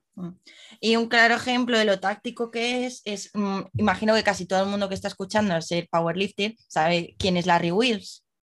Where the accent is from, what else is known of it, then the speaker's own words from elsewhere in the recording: Madrid, Community of Madrid, Spain; nosotros que somos de Madrid